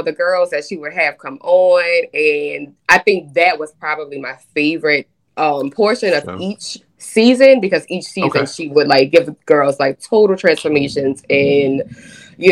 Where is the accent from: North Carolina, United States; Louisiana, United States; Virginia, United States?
Louisiana, United States; New Orleans; I am born and raised in New Orleans, Louisiana